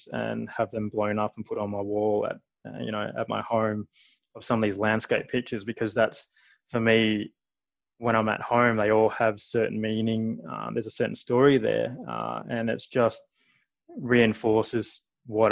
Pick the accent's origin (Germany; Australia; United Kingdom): Australia; Perth, Western Australia; moved away as an adult; now in Calgary, Canada; I'm from Perth